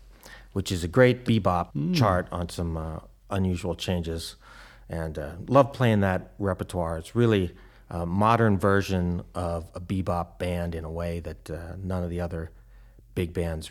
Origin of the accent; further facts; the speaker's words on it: Pittsburgh, Pennsylvania, United States; He hails from my hometown